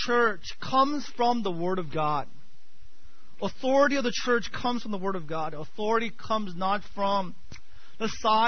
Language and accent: English; United States; growing up in America